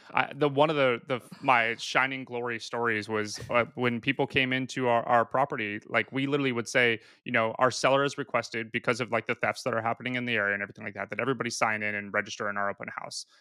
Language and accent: English; Pacific Northwest, United States; moved away as an adult; also born or lived in Australia; now in San Diego, United States; I moved to San Diego. I was originally from the Pacific Northwest